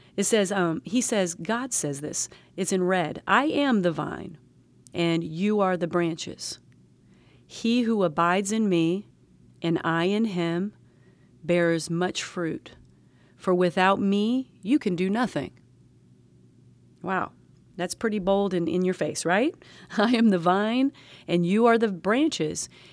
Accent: the South, United States; I'm a Southerner

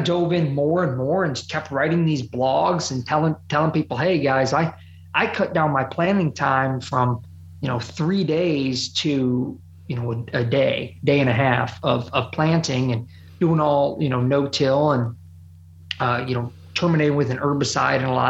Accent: Ohio, United States; growing up in Ohio

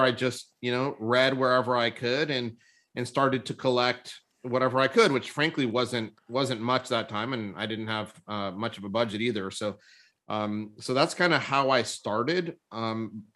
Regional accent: Southern California, United States; also born or lived in Boston; I grew up in Southern California. I was actually born in Boston, but grew up in Southern California

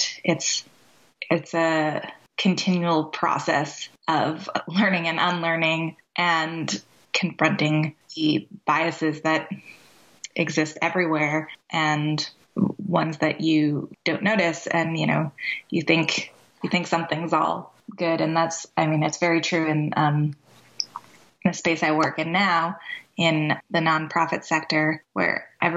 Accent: Boston, Massachusetts, United States; I grew up in the Boston area

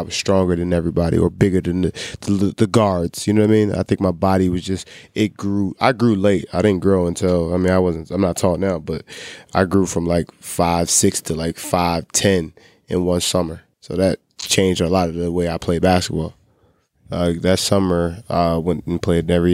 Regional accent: Philadelphia, Pennsylvania, United States; I'm from Philly.

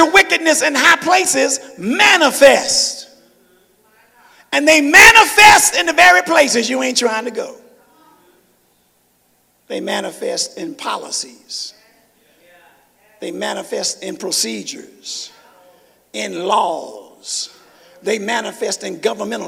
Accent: Memphis, Tennessee, United States; I'm from Memphis.

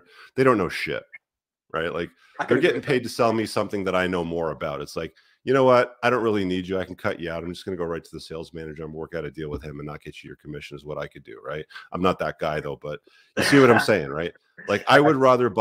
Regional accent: Canada; as a Canadian citizen

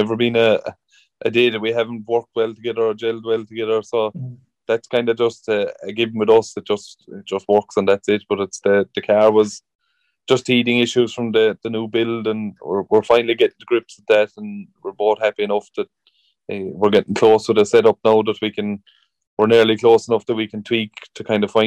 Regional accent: Killarney, Munster, Ireland; it's my hometown anyway, so I'm always going to have some bit of local knowledge

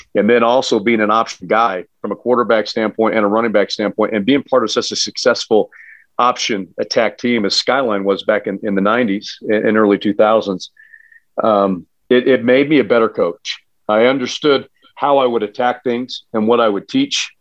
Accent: Sandy, Utah, United States; I grew up in Sandy, Utah

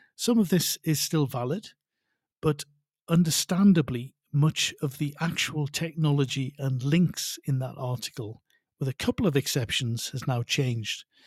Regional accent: North Shields, North East England, United Kingdom; also born or lived in Spain; now in Mexico City, Mexico; although I'm originally from North Shields in the northeast of England, I now live and work in the very lively Mexico City

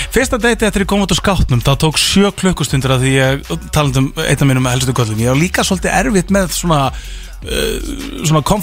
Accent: Akureyri, Northeastern Region, Iceland; ég er frá Akureyri fekk ég fylgjast með Rúf og Rást 2 á Akureyri

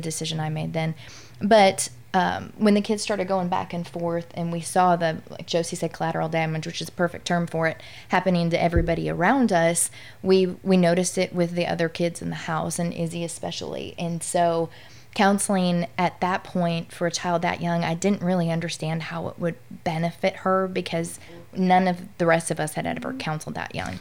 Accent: Midwest, United States; now in Louisiana, United States; I'm from the Midwest, and so when I moved down south

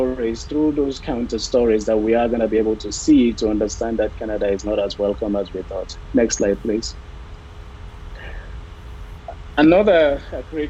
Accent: Sierra Leone; I am from Sierra Leone

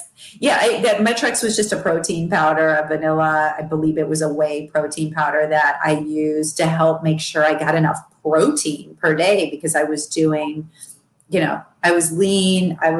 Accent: Midwest, United States; Although I grew up in the Midwest and pretty much every dinner my mother ever made was a sloppy Joe, ribs, steak, pork chops, shish kebab.

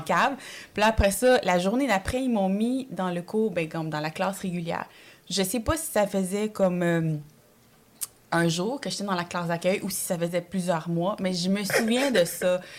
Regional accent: Montreal, Quebec, Canada; born or raised there; French is a second language; also born or lived in El Salvador / Ottawa

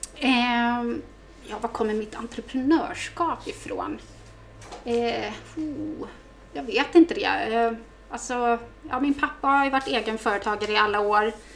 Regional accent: Vaxholm, Stockholm County, Sweden; also born or lived in Solna; jag är ju mm, född och uppväxt ute på eh, Resare, ute på Överbyn, Badviken

